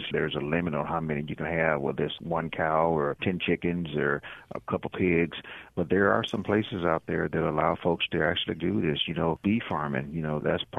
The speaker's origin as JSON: {"language": "English", "region": "Mississippi", "country": "United States", "tie": "born or raised there", "said": "as a boy growing up in Mississippi, you know, I'm a farm boy"}